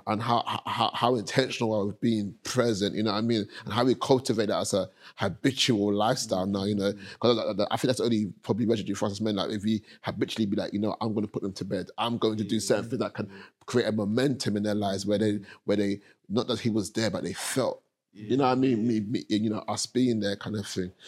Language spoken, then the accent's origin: English; London, United Kingdom; I grew up in Hackney, Premier State, two bedroom flat